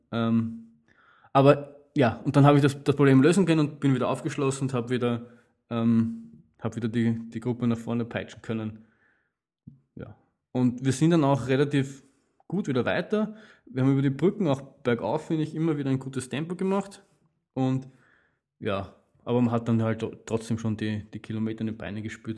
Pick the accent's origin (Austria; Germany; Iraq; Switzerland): Austria; als Österreicher, der viel Wien-Marathon gelaufen ist